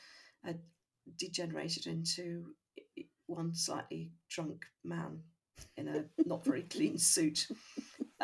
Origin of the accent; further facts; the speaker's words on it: Birmingham, West Midlands, United Kingdom; I grew up in Birmingham